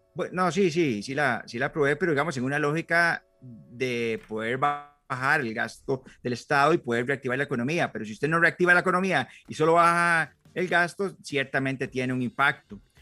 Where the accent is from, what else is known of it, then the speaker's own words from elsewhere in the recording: San Mateo, Alajuela, Costa Rica; moved away as an adult; now in Palmares, Costa Rica; soy oriundo de San Mateo y tengo 10 años de vivir en, en, Palmares